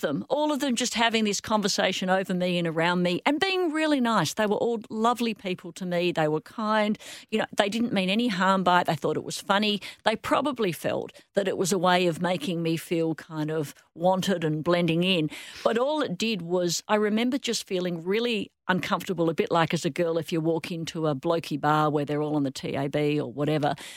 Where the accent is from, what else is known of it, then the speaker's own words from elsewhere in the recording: Perth, Western Australia, Australia; I grew up in Rossmoyne